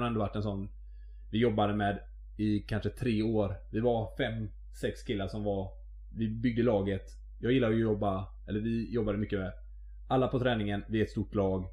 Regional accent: Mölndal, Västra Götaland, Sweden; jag är ju från Mölndal

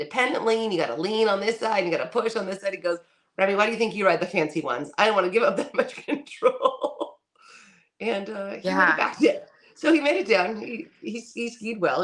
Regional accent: California, United States; we're from California

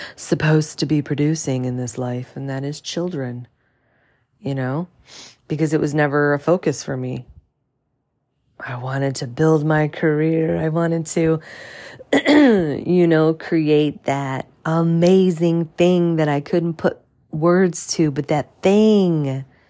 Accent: St. Clair Shores, Michigan, United States; moved away; I grew up in Saint Clair's, Saint Clair Shores, Michigan, which is, you know, a, obviously a suburb of Detroit

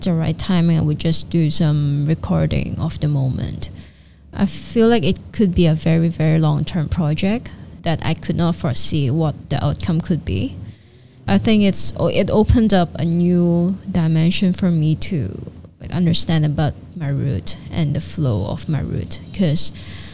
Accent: Hong Kong; I'm a Hong Konger, but I'm like, my mom is a Filipina, but I grew up in Hong Kong

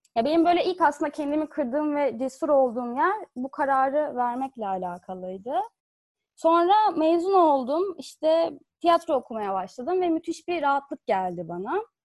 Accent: Fethiye, Muğla, Turkey; ben Fethiye'de büyüdüm.

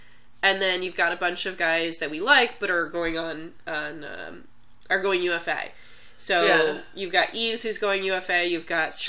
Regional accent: Kansas City, United States; moved away; because I'm from Kansas City, so Kansas City is all about having a great sauce to go along with your great meat, more so than sides or anything else.

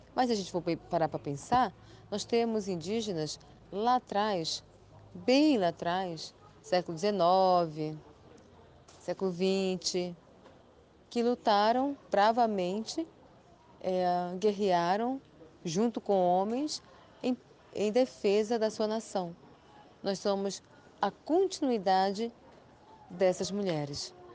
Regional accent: São Paulo de Olivença, Amazonas, Brazil; also born or lived in Belém do Solimões, Amazonas; nasci na aldeia Belém de Solimões, no Alto Solimões, Amazonas. Me criei é, em São Paulo de Olivença.

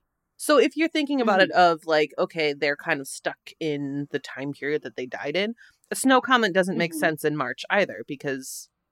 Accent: Chicago, Illinois, United States; growing up in the Chicago area, when I was really young, we had heavy snow mid-November every year, typically.

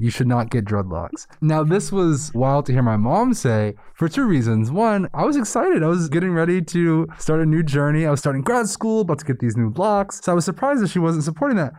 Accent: New York City, New York, United States; moved away as an adult; I went to undergrad in a predominantly white, small town after being born and raised in New York City

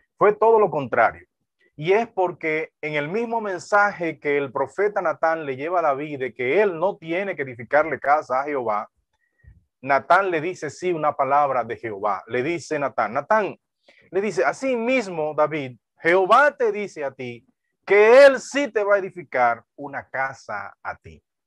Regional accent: Duvergé, Independencia, Dominican Republic; nací en esa región

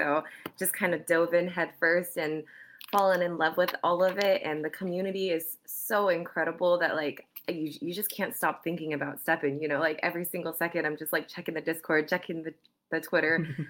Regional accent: California, United States; So I'm from California.

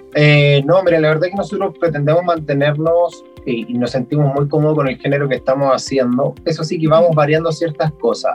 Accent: Chile; moved away; uno es de un pueblo muy pequeño

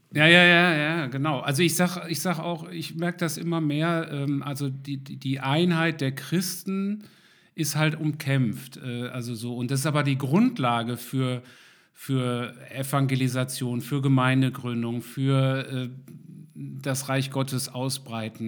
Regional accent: Germany; uns manchmal als Deutsche, wir sind ja sehr genau

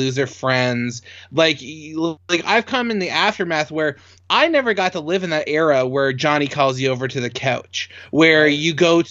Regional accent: Canada; I'm a Canadian

